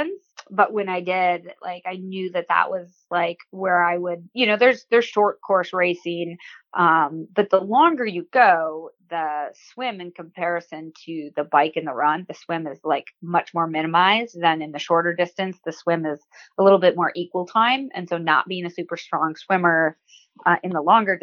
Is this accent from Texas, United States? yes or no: no; Waukesha, Wisconsin, United States; I grew up in Waukesha, Wisconsin